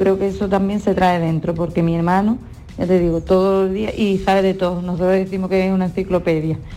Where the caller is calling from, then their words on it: Algeciras, Andalusia, Spain; Buenos días … de Algeciras.